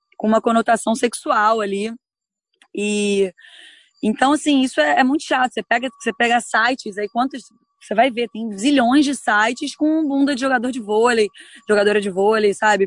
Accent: Brazil; eu sou do Brasil

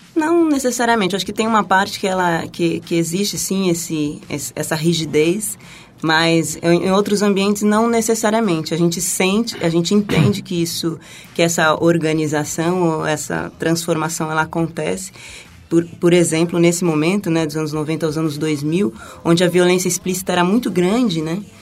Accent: Taboão da Serra, São Paulo, Brazil; sou da periferia de Taboão da Serra. E ah, eu cresci de forma bastante humilde

